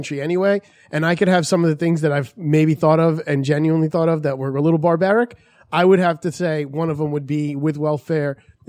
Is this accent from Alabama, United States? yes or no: no; New York City, New York, United States; also born or lived in Brooklyn; As a guy who was born in Queens, I like to say I'm Brooklyn, but I was born in Queens.